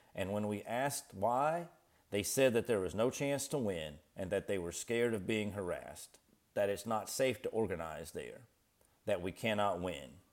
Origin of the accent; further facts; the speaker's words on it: northeastern Kentucky, United States; also born or lived in Appalachia; I'm from Appalachia and grew up in northeastern Kentucky on my papa's small tobacco farm